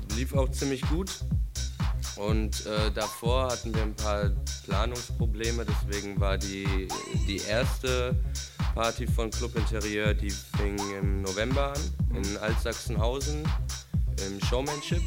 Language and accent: German; Frankfurt, Hesse, Germany; ich komme aus Frankfurt, bin hier aufgewachsen